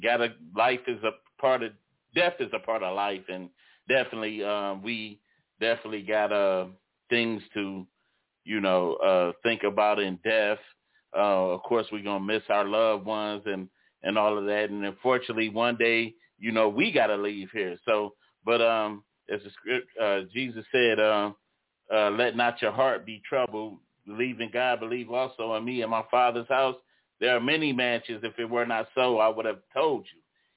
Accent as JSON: {"language": "English", "town": "Detroit", "region": "Michigan", "country": "United States", "tie": "born or raised there"}